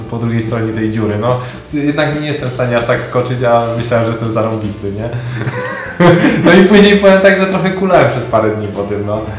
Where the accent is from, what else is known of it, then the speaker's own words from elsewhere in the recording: Poland; jako Polak